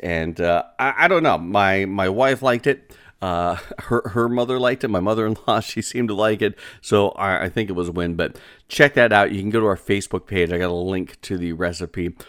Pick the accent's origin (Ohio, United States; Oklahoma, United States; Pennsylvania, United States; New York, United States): Pennsylvania, United States; northwestern; northwestern Pennsylvania could be, uh, considered my hometown because, uh, my home region